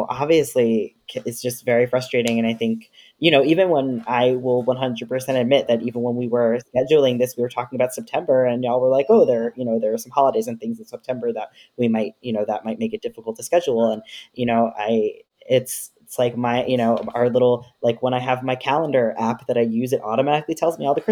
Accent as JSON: {"language": "English", "town": "New York City", "region": "New York", "country": "United States", "tie": "born or raised there", "said": "I grew up in New York City"}